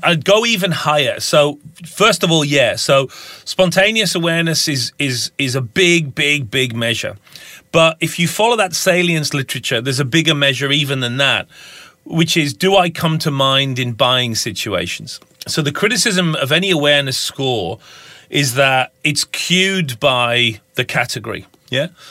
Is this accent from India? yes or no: no; Lake District, North West England, United Kingdom; moved away as an adult; also born or lived in United States / Minnesota; now in Tasmania, Australia; I'm obviously a Pom. Um, I grew up in the Lake District in the far north of, of England